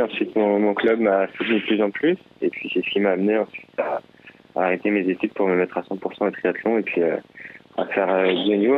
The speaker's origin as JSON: {"language": "French", "town": "Chambourcy", "region": "Île-de-France", "country": "France", "tie": "born or raised there", "said": "J'ai grandi dans les Yvelines, à chamboursé exactement"}